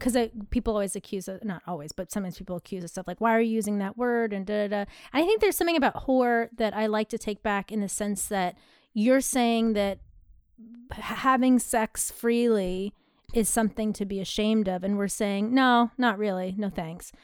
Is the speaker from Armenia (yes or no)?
no; United States; I'm American